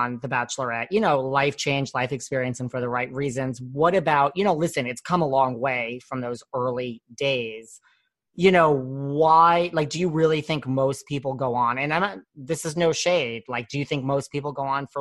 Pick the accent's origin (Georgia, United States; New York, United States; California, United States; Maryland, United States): New York, United States; I'm from New York